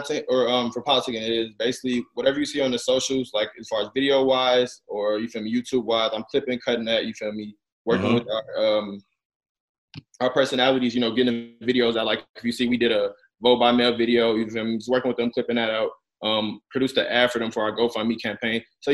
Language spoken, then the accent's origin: English; Gary, Indiana, United States; I'm from Gary, Indiana, born and raised